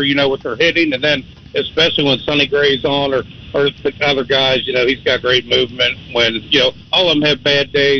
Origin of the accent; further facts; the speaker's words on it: Cincinnati, Ohio, United States; also born or lived in Dayton, Ohio; I'm from Cincinnati, Brightville originally. I live in the Dayton area now